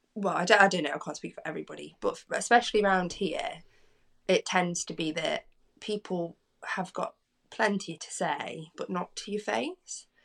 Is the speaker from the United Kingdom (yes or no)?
yes; Derbyshire, East Midlands, United Kingdom; I'm from Derbyshire, so I'm from the Midlands.